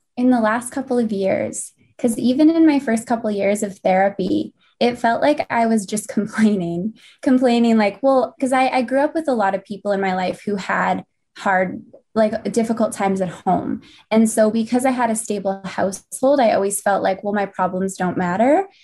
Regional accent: St. Albert, Alberta, Canada; also born or lived in Winnipeg, Manitoba; came back to Saint Albert, and I've called this place home for, since I was ten years old, and I'm almost twenty-seven now. So, definitely grew up here.

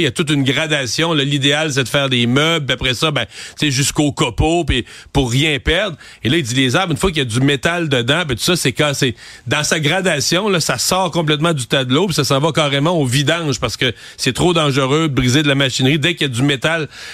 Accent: Quebec, Canada; nous, au Québec

